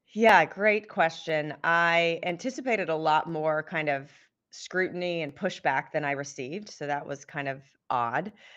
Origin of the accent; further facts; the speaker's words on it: Southern California, United States; I grew up in Southern California